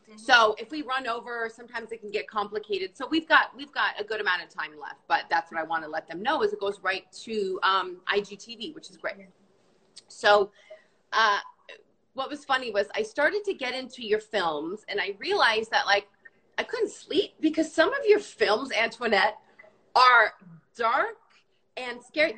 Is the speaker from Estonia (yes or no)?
no; Canada; i am also canadian